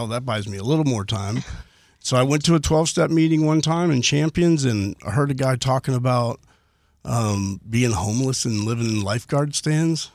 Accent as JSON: {"language": "English", "town": "Houston", "region": "Texas", "country": "United States", "tie": "born or raised there", "said": "from Northwest Houston, the Spring area, born and raised"}